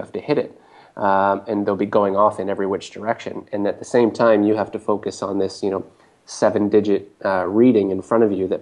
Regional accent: Canada; as a Canadian

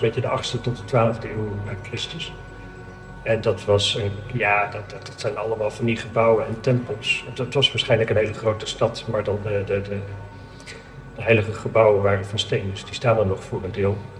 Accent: Amsterdam, North Holland, Netherlands; ik kom uit Amsterdam

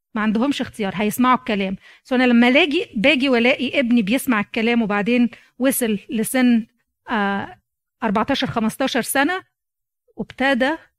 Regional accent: Egypt; moved away as an adult; جيت من مصر

